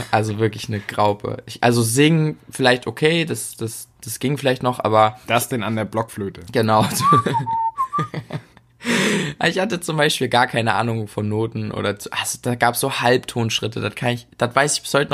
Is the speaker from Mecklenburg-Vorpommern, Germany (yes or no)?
yes; Mecklenburg-Vorpommern, Germany; Also bei uns in Mecklenburg-Vorpommern darfst du erst ab